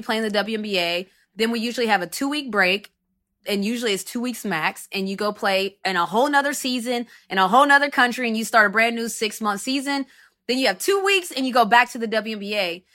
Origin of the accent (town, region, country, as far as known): United States; first language English